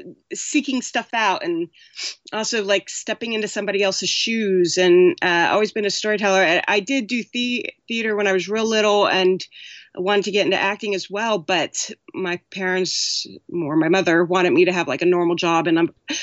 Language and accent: English; Brea, California, United States; I grew up in Orange County, California, in a town called Brea, North Orange County. At that time, it was about 34,000 people.